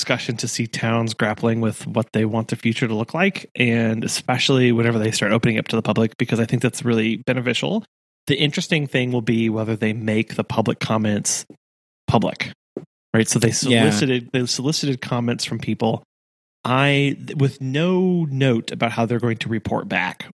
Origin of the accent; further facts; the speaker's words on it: Rogersville, Missouri, United States; growing up in Rogersville